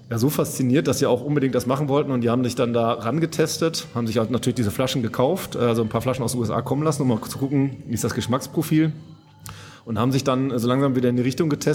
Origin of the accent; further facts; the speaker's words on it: North Rhine-Westphalia, Germany; ich komme aus Münsterland ursprünglich, da kannte ich das durchaus auch schon mal